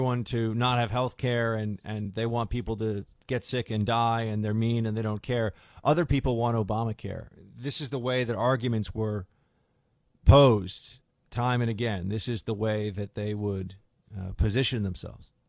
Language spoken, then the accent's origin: English; New York City, New York, United States; As a New Yorker